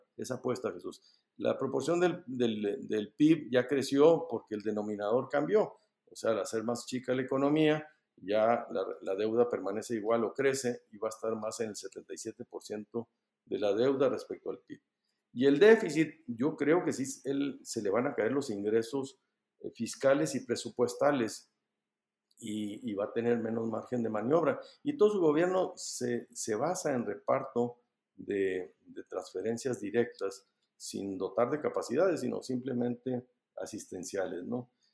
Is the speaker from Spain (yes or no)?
no; Mexico; Somos los mexicanos